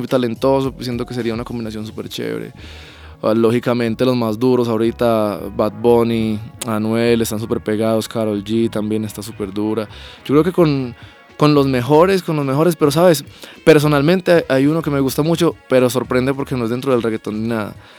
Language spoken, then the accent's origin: Spanish; Pereira, Risaralda, Colombia; Yo soy de Pereira